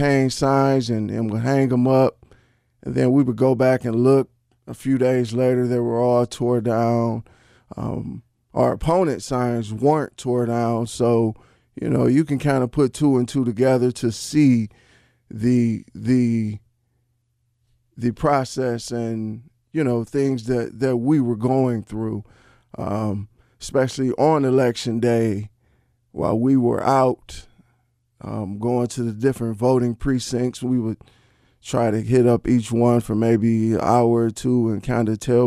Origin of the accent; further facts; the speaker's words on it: Cleveland, Ohio, United States; building homes here in my hometown of Cleveland, Ohio